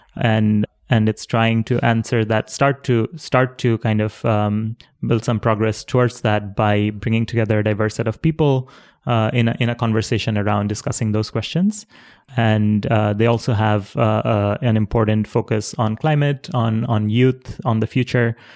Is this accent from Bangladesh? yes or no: yes; Dhaka, Dhaka Division, Bangladesh; I was born in Dhaka City, which is a huge city in Bangladesh.